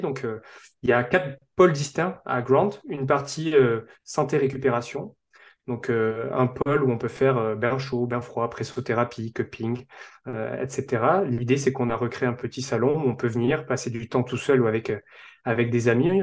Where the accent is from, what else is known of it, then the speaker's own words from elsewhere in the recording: south-west France, France; also born or lived in Bordeaux; je suis originaire du sud-ouest de la France